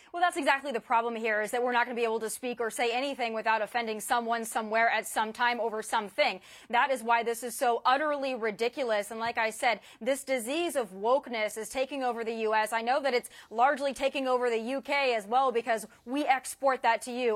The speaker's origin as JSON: {"language": "English", "country": "United States", "said": "I am a proud American"}